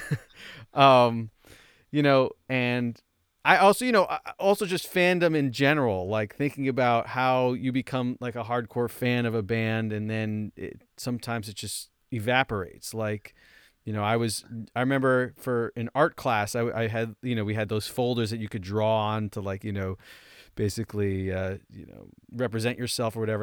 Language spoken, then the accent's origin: English; Roseland, New Jersey, United States; moved away; I went to my hometown, uh, Roseland